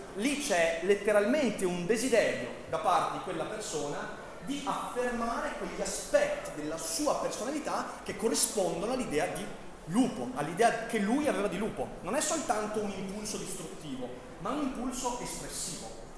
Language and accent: Italian; Vicenza, Veneto, Italy; Sono vicentino